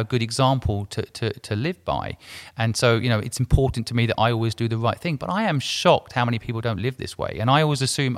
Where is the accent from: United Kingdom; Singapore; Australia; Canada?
United Kingdom; England; moved away; also born or lived in Hong Kong; I grew up in England, so I consider myself English